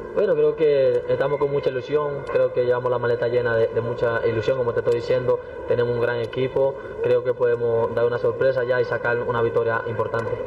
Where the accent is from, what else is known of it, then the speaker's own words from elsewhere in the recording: Dominican Republic; now in Bolivia; Somos los primeros dominicanos en jugar una Libertadores